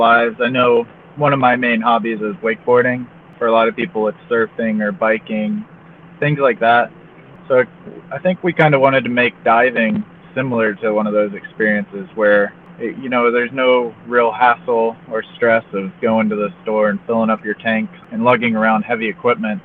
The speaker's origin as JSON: {"language": "English", "town": "Fort Lauderdale", "region": "Florida", "country": "United States", "tie": "born or raised there", "said": "I grew up in Fort Lauderdale, Florida, where I spent a lot of time as a kid on the boat and everything"}